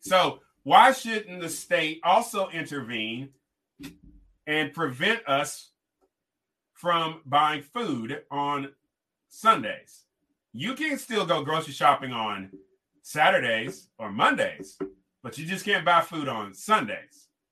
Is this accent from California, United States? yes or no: yes; Kentucky and California, United States; moved away as an adult; now in Faulkner County, Arkansas, United States; I grew up in Kentucky and California